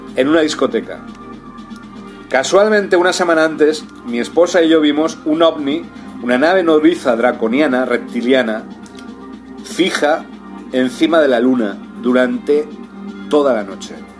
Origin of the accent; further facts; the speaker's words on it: Spain; also born or lived in Brazil; en España, en mi país.